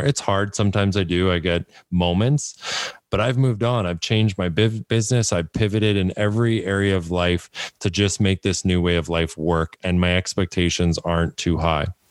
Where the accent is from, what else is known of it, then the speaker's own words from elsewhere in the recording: Canada; I'm from Canada